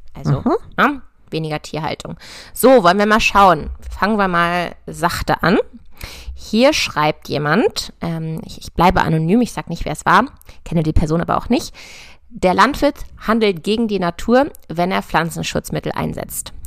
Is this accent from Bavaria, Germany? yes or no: no; near Hanover, Lower Saxony, Germany; also born or lived in Göttingen / Berlin; ich komme aus der Nähe von Hannover